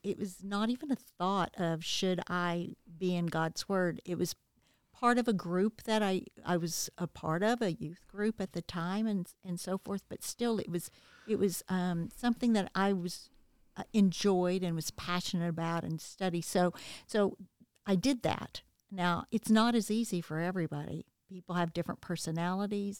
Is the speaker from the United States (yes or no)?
yes; the South, United States; growing up in the South